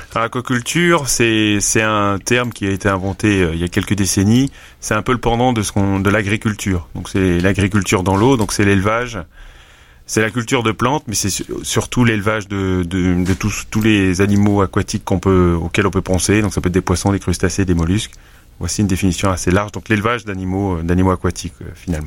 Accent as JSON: {"language": "French", "country": "St. Pierre & Miquelon", "said": "je suis originaire de Saint-Pierre-et-Miquelon"}